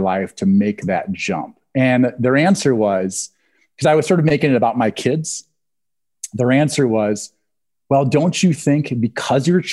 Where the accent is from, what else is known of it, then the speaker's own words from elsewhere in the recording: Jackson County, Eastern Iowa, United States; I'm also from Eastern Iowa, which is sort of, it's near the Mississippi River. So it's sort of the end of the Rust Belt, which has that sort of Obama Trump vote. Like my hometown, my home county, Jackson County